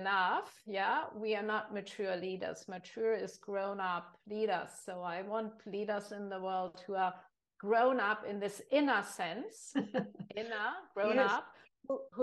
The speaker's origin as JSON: {"language": "English", "country": "Germany", "said": "I'm from Germany"}